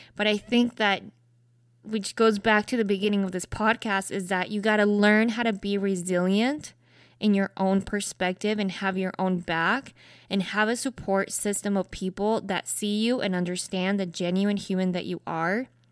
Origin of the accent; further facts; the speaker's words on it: Salt Lake City, Utah, United States; I grew up in Utah, predominantly white space